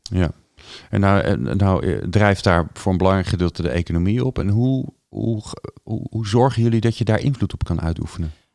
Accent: Netherlands; wij worden als Hollanders in het buitenland als bot gezien

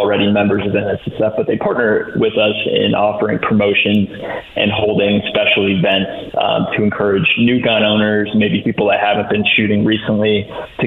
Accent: Indiana, United States; moved away as an adult; It's great to be back in the Hoosier state

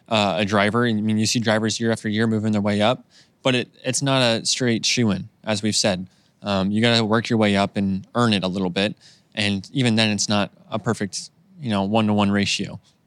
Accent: Idaho, United States; now in Indianapolis, United States; growing up in Idaho

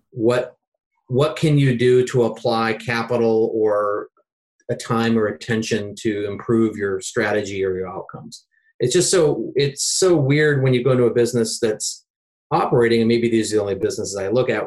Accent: Seattle, Washington, United States; I'm from Seattle.

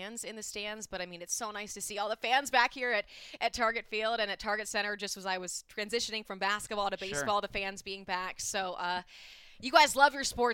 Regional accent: Cincinnati, Ohio, United States; also born or lived in Tampa, Florida; now in Minneapolis, United States; I grew up in Cincinnati, but now I call Florida, Tampa, Florida, home.

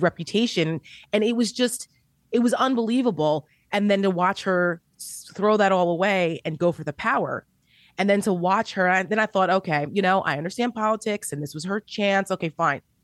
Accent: New Jersey, United States; I'm from New Jersey

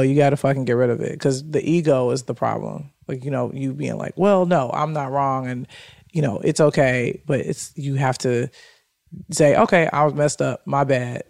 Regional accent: Chicago, Illinois, United States; moved away as an adult; now in Los Angeles, United States; … and I are from a similar area. I never knew the name of it, but he it's called Chatham

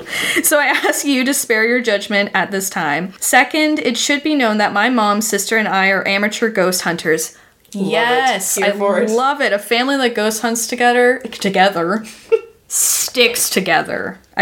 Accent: Jefferson, Indiana, United States; Third, you should know that I grew up in Jefferson, Indiana, which is the last exit before you cross the bridge into Louisville, Kentucky, aka home of Waverly Hills.

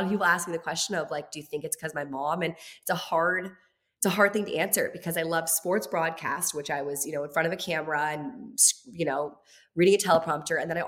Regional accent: Virginia, United States; moved away as an adult; also born or lived in Los Angeles; I'm in Los Angeles. I'm from Virginia

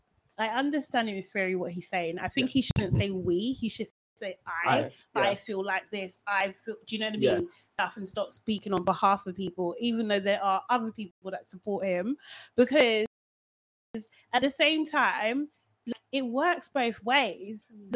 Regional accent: United Kingdom; I'm British born, British raised. Like, I don't know my language. Yes, it gets to me sometimes. I'm just like, my pronunciation is off or whatever, that kind of thing, or I don't know certain words and stuff.

